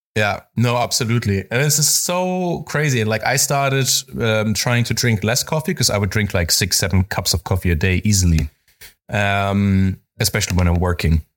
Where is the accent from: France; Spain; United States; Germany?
Spain; I grew up in Spain, so I grew up a, around coffee also